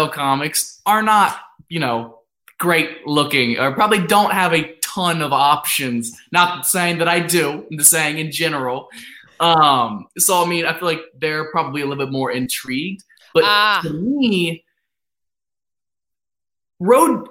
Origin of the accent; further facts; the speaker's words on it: North Lewisburg, Ohio, United States; now in Los Angeles, United States; when I grew up in Ohio, like it was a very small town.